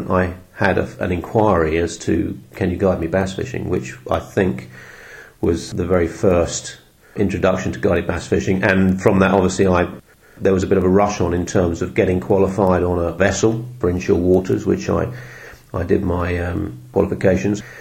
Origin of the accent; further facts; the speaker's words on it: London, United Kingdom; So I moved back to this village, which is where I grew up in North London